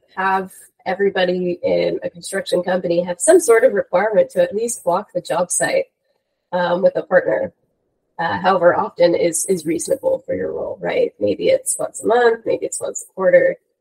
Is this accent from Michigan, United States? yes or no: no; New York, United States; moved away as an adult; also born or lived in Los Angeles, California; born and raised in New York, and then I had the wonderful opportunity to come out to the West Coast of the US for school